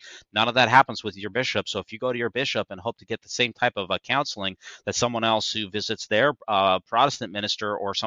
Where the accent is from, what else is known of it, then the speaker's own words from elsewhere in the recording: Utah, United States; moved away; This is my home state.